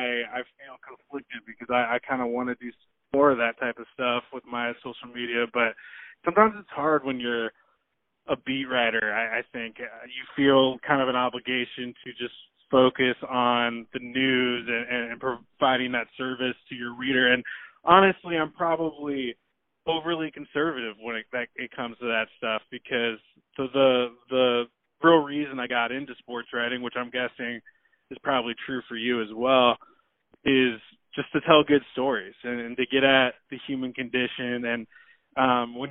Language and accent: English; Portland, Oregon, United States; I'm from Portland